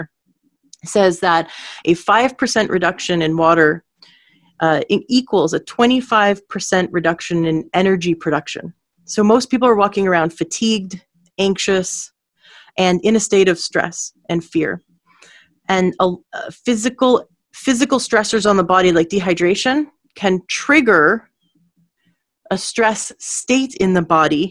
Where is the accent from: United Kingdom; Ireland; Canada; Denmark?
Canada; also born or lived in Washington State; now in Washington, United States; I'm actually in Washington State, but I am from Canada